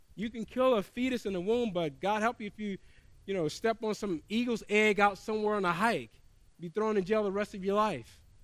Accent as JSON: {"language": "English", "region": "the South", "country": "United States", "tie": "born or raised there", "said": "I grew up in the South"}